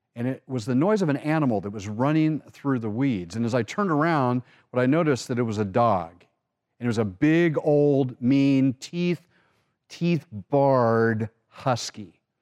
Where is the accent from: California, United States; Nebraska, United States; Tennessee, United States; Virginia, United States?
California, United States; Orange County; we grew up in Orange County, California